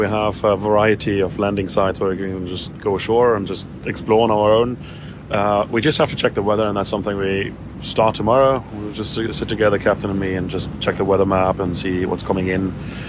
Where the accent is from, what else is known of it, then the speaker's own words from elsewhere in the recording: Germany; now in Iceland; I'm originally from Germany, but live in Iceland nowadays.